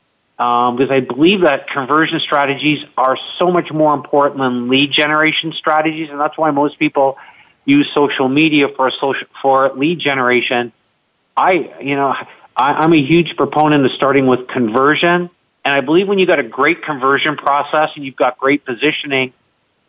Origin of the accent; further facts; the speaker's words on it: Canada; I'm Canadian